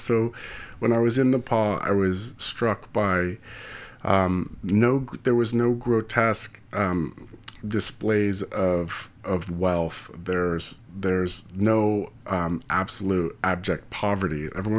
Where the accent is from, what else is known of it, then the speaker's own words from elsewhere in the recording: California, United States; being a Californian and raised for half my life here, I just have like a lot of respect for people who can like withstand that kind, those kind of temperatures.